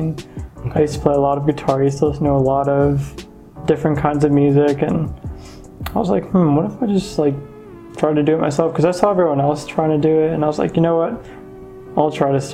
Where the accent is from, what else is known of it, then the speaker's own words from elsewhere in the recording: Miami, Florida, United States; now in Atlanta, United States; Born and raised in Miami